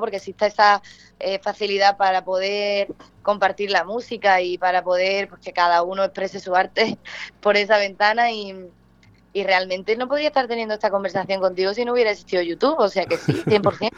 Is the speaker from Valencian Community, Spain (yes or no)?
no; Punta Umbría, Andalusia, Spain; haber nacido allí en Huelva, en Punta Umbría, mi tierra